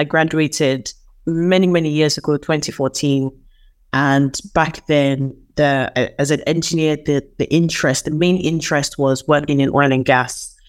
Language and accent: English; Nigeria; moved away; also born or lived in United Kingdom; I'm from Nigeria.